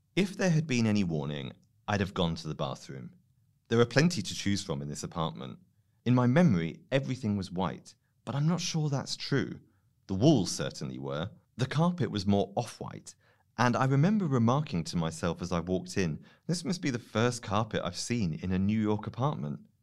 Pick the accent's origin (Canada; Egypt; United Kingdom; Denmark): United Kingdom; I'm British